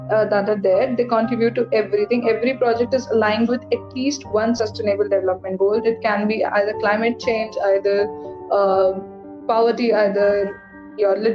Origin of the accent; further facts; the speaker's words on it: Lucknow, Uttar Pradesh, India; moved away; my hometown in Lucknow